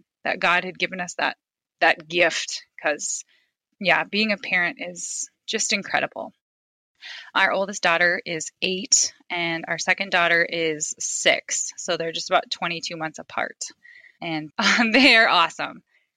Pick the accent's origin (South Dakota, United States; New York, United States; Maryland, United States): South Dakota, United States; Fairfax; moved away as an adult; now in Sioux Center, United States; I grew up in Fairfax, South Dakota. It's really, really tiny town.